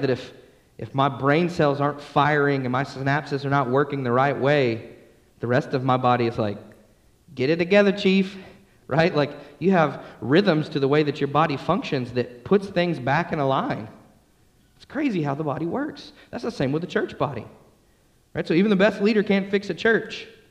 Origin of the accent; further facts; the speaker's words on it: Atlanta, Georgia, United States; I grew up in Atlanta, Georgia